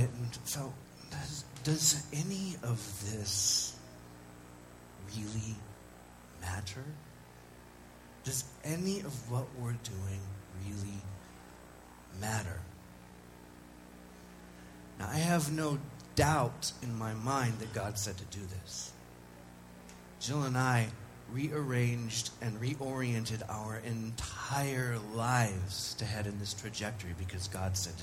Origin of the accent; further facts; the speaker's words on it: United States; as an American